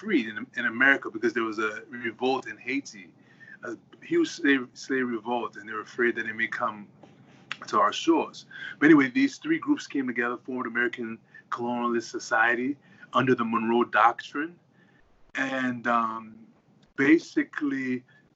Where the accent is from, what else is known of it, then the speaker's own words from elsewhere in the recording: Liberia; moved away; I'm originally from Liberia